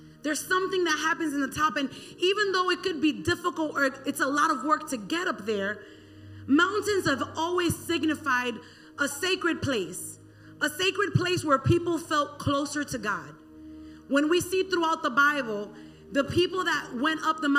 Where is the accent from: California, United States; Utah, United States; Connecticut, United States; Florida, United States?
Florida, United States; Miami; born and raised in the county of Dade